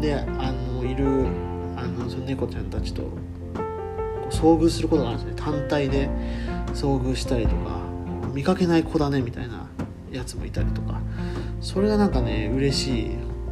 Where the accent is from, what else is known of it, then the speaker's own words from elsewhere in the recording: Fukuoka, Japan; moved away as an adult; also born or lived in Saga; 僕福岡出身でで大学は佐賀に行ってたんで